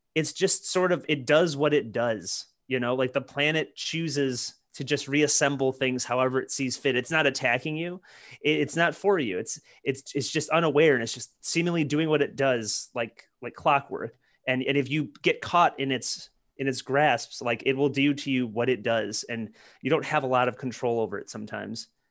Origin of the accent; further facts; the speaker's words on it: Detroit, Michigan, United States; moved away; growing up in Detroit, you know, you're, you're around all kinds of hardware